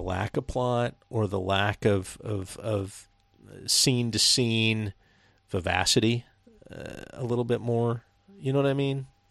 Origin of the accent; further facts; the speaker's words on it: Seattle, Washington, United States; We're from the northwest of, uh, yeah, we're from Seattle